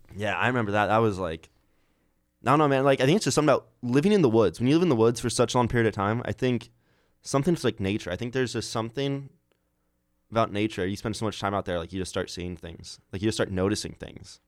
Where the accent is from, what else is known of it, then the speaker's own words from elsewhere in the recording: Iowa, United States; I'm from Iowa